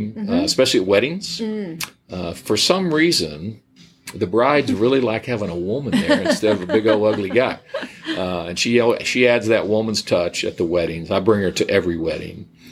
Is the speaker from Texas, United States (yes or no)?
yes; Corpus Christi, Texas, United States; moved away as an adult; also born or lived in Dallas, Texas; now in Richardson, United States; Wife and I were both Corpus Christi natives